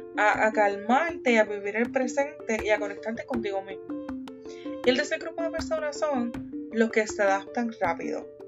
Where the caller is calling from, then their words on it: Columbus, Ohio, United States; Te envío saludos desde la ciudad de Columbus, Ohio